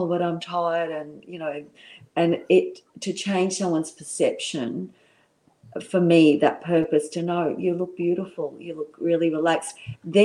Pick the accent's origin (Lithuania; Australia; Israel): Australia; Brisbane, Queensland; also born or lived in London; being a young girl in Brisbane